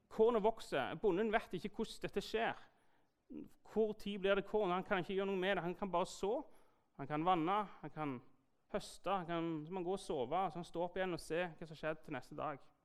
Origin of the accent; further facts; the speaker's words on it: Jæren, Rogaland, Norway; er jeg jo skeptikeren fra Jæren